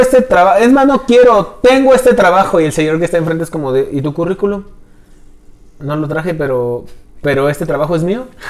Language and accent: Spanish; Mexico; realmente soy mexicano